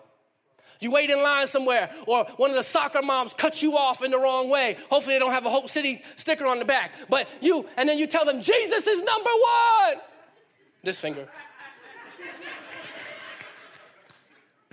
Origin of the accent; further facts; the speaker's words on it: Miami, Florida, United States; moved away; also born or lived in Harrisburg, North Carolina / Durham, North Carolina; I grew up in the city, Miami